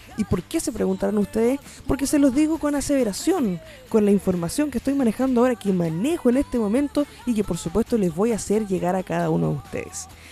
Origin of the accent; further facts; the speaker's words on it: Chile; also born or lived in Santiago, Chile; now in Coquimbo Region, Chile; ha sido parte de nuestra, de nuestra historia como, como chilenos